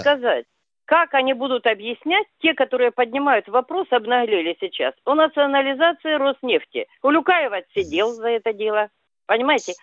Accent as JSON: {"language": "Russian", "region": "Krasnodar Krai", "country": "Russia", "tie": "born or raised there", "said": "Я сама выросла на Кубани"}